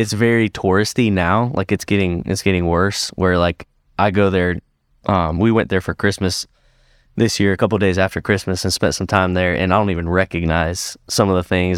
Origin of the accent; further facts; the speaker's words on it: Sarasota, Florida, United States; moved away as an adult; now in Greenville, United States; I grew up in Sarasota, Florida